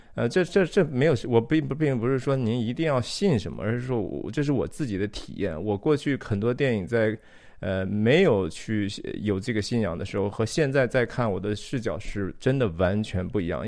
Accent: China; 我自己当然是土生土长的，我在中国长大哈，三十多年

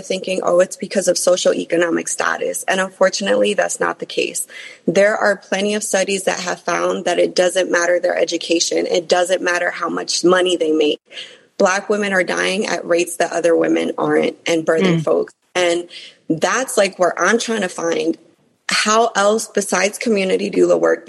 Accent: New York City, New York, United States; being an immigrant, growing up in New York City, growing up in more impoverished places

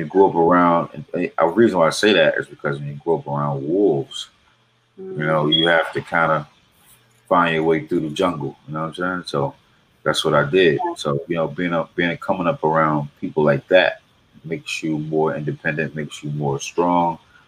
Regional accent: Raleigh, North Carolina, United States; I'm from Raleigh, North Carolina

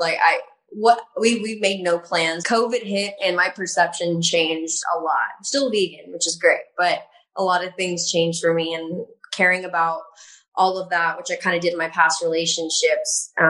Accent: the South, United States; I grew up in the South, and that's all we wore is just big cowboy boots and belts

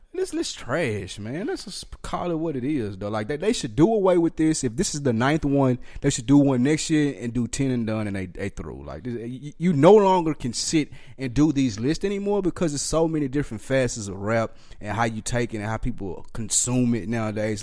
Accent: Nashville, Tennessee, United States; I'm from the South Nashville

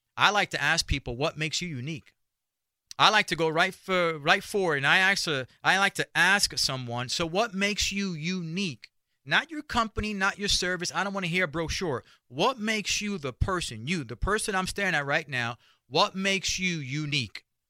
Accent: New York City, New York, United States; I grew up in Spanish Harlem and in the barrio

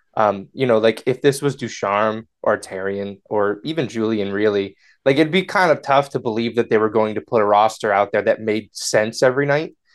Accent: United States; I'm, I'm an American. I live in the United States

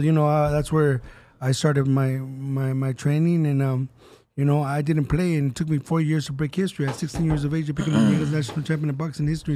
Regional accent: Southern California, United States; We're from Southern California

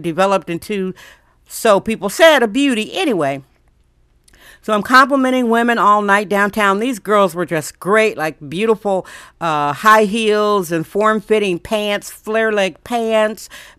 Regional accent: Milwaukee, Wisconsin, United States; now in San Francisco, United States; I'm from Milwaukee, Wisconsin, so I was raised going to parades.

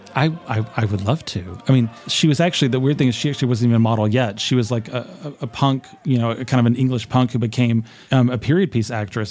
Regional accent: Arkansas, United States; I'm from Arkansas, there aren't a lot of Buddhists

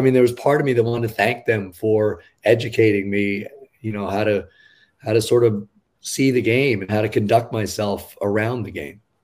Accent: New York, United States; I grew up in New York, a Mets fan

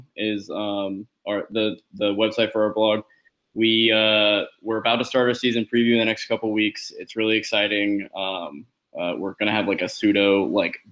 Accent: Alabama, United States; moved away; I'm from Alabama.

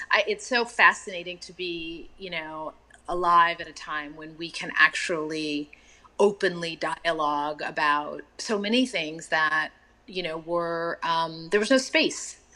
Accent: Texas, United States; And I remember, um, you know, being in that part of the world and growing up in Texas

